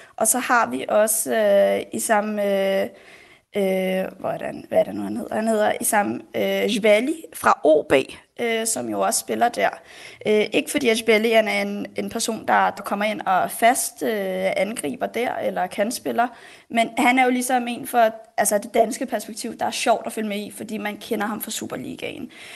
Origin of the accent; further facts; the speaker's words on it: Denmark; Jeg er jo født og opvokset her i Danmark